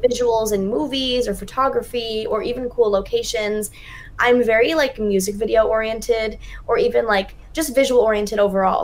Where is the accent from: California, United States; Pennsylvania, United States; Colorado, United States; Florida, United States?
Pennsylvania, United States; my hometown in Pennsylvania